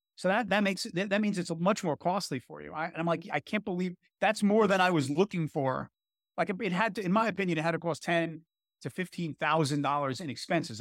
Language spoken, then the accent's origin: English; New York City, New York, United States; I grew up in Brooklyn. and I live in Brooklyn